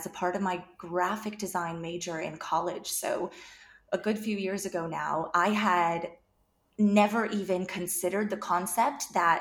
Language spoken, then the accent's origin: English; United States; moved away as an adult; also born or lived in North Carolina / Dublin, Ireland; now in Galway, Ireland; I am American